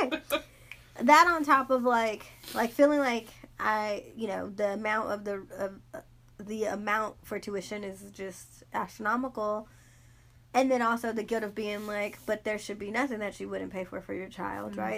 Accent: Los Angeles, California, United States; also born or lived in Inglewood, California; I'm born and raised in South Central Watts, California

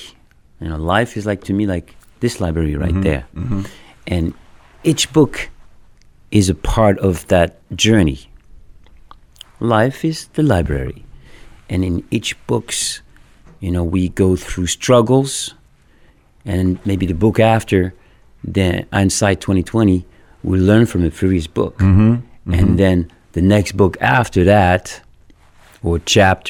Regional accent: Paris, Île-de-France, France; English is a second language; moved away; I grew up in France, Paris

